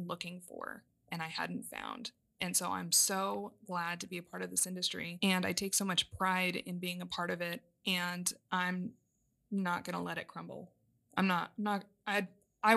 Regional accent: Southern Arizona, United States; moved away as an adult; now in California, United States; I grew up in Southern Arizona

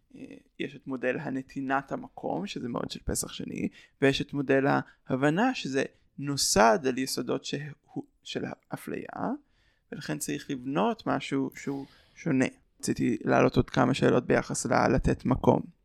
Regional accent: Ra'anana, Central District, Israel; אני מרעננה, התפעלנו בקהילה

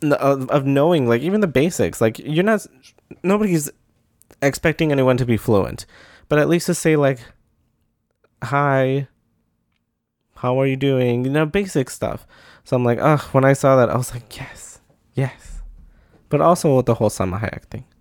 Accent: Midwest, United States; I'm from the Midwest. Saying sorry is a pastime.

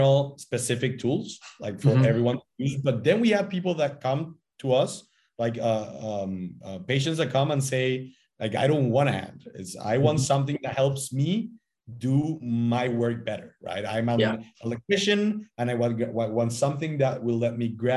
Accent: Paraguay; I'm also Paraguayan. I was born and I studied here

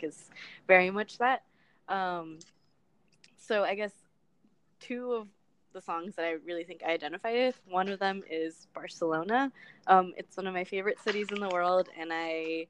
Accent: Los Angeles, California, United States; moved away; I am from Los Angeles, California. My parents are from El Salvador

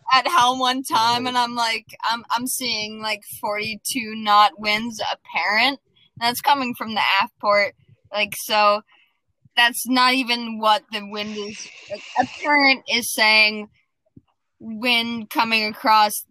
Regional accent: North Idaho, United States; moved away as an adult; now in Hawaii, United States; I grew up in North Idaho

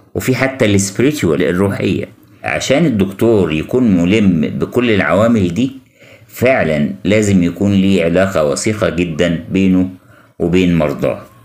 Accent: Egypt; عندنا في مصر

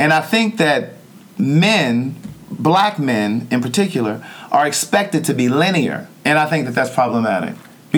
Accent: Baltimore, Maryland, United States; my hometown.

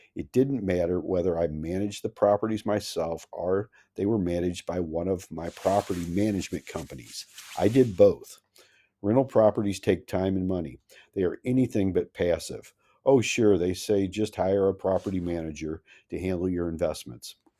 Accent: Missouri, United States; I'm from Missouri, the Show Me State.

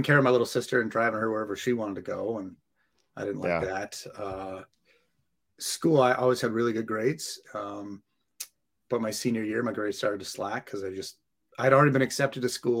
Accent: Santa Clarita, California, United States; moved away as an adult; now in San Diego, United States; I grew up in LA, Santa Clarita by Magic Mountain.

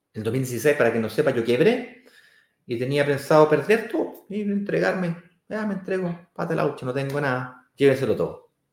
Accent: Santiago, Santiago Metropolitan Region, Chile; es justamente donde yo nací, que es Manquehue con Apoquindo. Ahí nací yo, donde está la Manque.

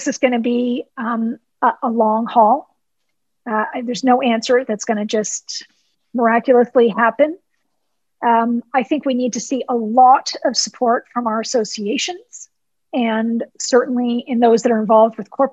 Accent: Canada; being Canadian

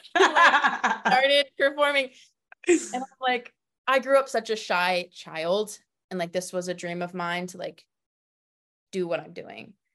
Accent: Florida, United States; moved away; I'm from Florida originally

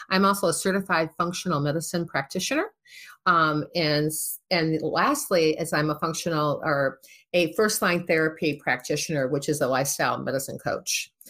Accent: Midwest, United States; also born or lived in Boston; I'm from the Midwest. We talk to everybody, right?

